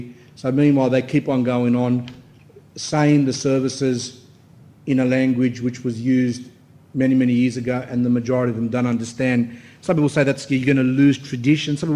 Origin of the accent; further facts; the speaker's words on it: Australia; I'm Australian born